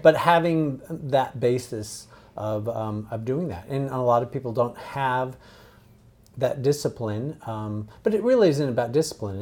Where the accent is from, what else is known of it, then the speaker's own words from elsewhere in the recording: San Diego, California, United States; I grew up in San Diego